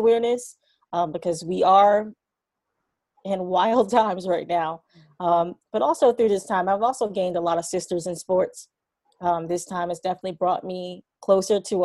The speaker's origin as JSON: {"language": "English", "town": "New York City", "region": "New York", "country": "United States", "tie": "born or raised there", "said": "Born and raised in New York City. I grew up in a neighborhood called Harlem"}